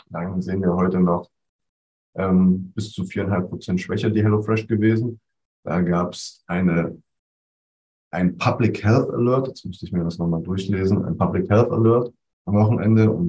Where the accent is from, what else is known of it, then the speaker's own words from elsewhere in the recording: East Germany, Germany; Also ich als Ossi freue mich da doppelt.